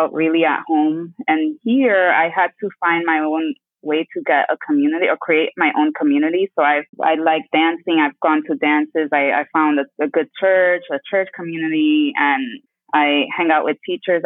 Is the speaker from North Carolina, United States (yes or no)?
no; New York, United States; moved away as an adult; also born or lived in Dominican Republic (family); now in Abu Dhabi, United Arab Emirates; And I was raised in New York.